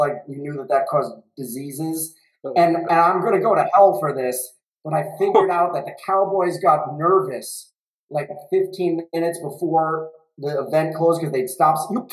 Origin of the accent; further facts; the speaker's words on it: New York City, New York, United States; I come from Brooklyn. I come literally from, like, not really the, like, Goodfellas, but my neighborhood in Bensonhurst, and I grew up in, like, Brighton Beach, Bensonhurst, Bay Ridge